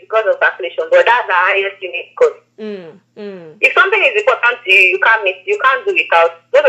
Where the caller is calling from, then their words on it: Lagos, Nigeria; I'm calling you from Lagos.